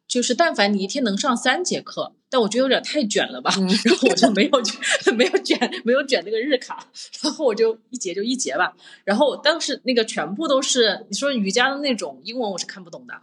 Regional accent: Changde, Hunan, China; moved away; 我本来在国内我是湖南人嘛，我是常德人

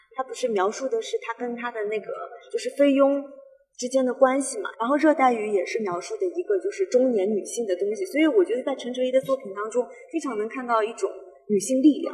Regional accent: Northeast China, China; 我们就是大东北的这种，这种风情，这种人文

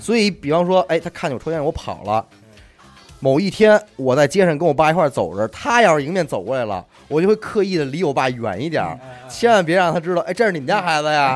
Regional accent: Beijing, China; 我从小也没离开过家，因为咱生在北京

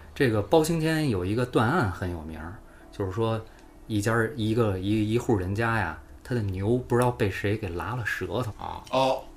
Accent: China; 我们中国人

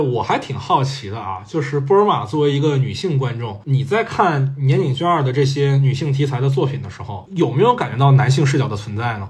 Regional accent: China; 我们中国人看里面那个婆媳关系

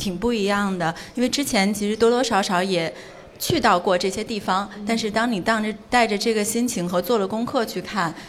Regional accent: Beijing, China; 我从小在北京长大，

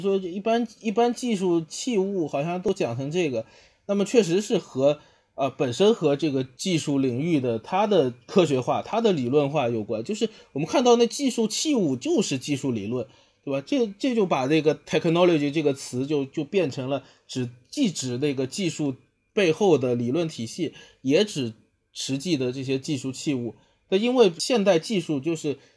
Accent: China; 我们中国人

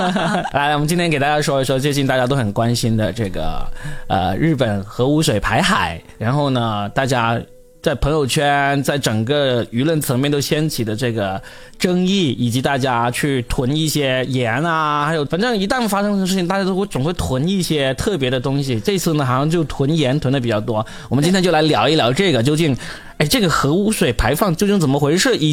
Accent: China; 我们作为中国人，我们当然也是反对的，是吧？

